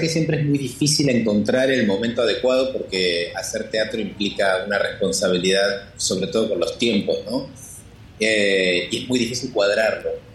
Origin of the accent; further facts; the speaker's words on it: Argentina; siendo argentino